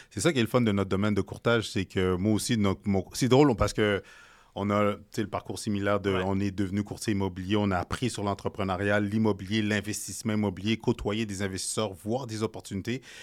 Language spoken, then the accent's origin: French; Haiti; je suis haïtien